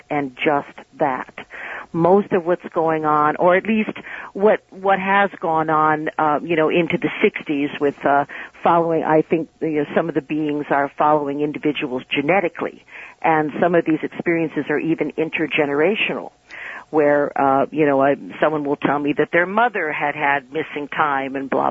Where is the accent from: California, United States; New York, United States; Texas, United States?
New York, United States; New York City; I'm from New York City